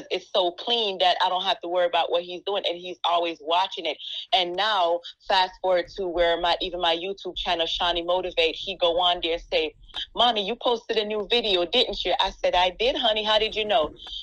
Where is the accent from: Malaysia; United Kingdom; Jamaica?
Jamaica; accent: Jamaican; And my accent, it was something that held me back, because I felt like, you know, I have an accent. I'm Jamaican